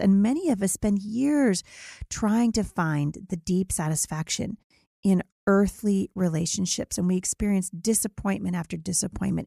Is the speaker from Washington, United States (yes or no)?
yes; Vancouver, Washington, United States; here in my hometown of Vancouver, Washington